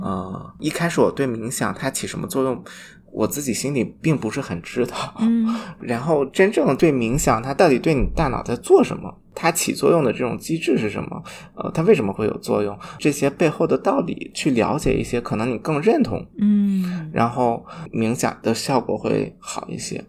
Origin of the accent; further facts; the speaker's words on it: Shanxi, China; 我是山西人，山西是睡省